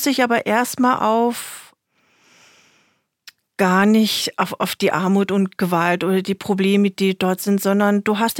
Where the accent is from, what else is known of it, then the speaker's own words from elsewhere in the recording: Berlin, Germany; sind im selben Haus groß geworden in Steglitz, 18 Jahre